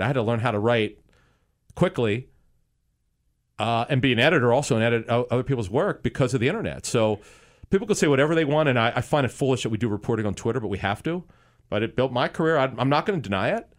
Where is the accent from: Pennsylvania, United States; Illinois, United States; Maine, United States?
Pennsylvania, United States; Philadelphia; as a kid growing up in Philly, in the Philadelphia area